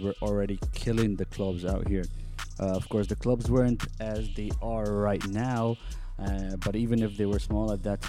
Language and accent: English; Abu Dhabi, United Arab Emirates; moved away as an adult; also born or lived in Egypt; I was born and raised in Abu Dhabi